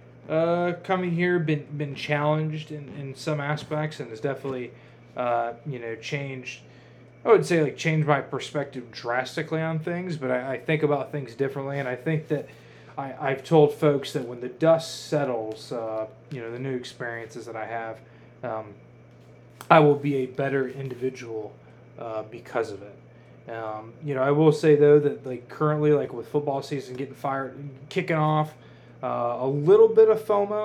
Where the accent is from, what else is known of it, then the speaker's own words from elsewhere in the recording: near Toledo, Ohio, United States; now in Raleigh, United States; me growing up near Toledo